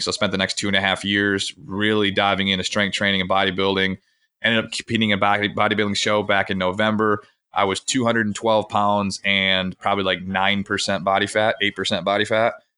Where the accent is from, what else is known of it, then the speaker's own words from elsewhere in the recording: Grand Rapids, Michigan, United States; I grew up in Grand Rapids, Michigan